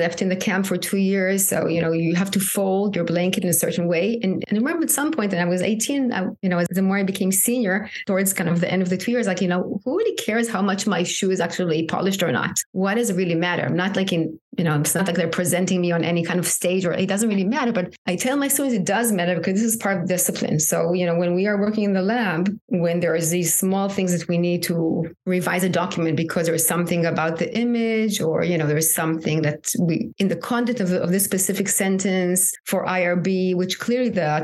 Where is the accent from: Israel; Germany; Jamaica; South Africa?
Israel; moved away as an adult; now in United States; I'm originally from Israel. I'm sure that has impacting my identity living in the U.S.